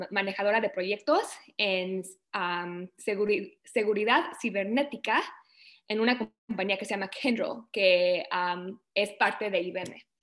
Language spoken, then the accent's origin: Spanish; Canada; also born or lived in Mexico; yo me vine de México a Canadá cuando tenía cuatro años, mis papás nos trajeron para acá y pues llevo toda mi vida desde entonces acá, acabo de cumplir, bueno, voy a cumplir 27 años, entonces llevo toda la primaria, secundaria y lo que diríamos nosotros la universidad acá.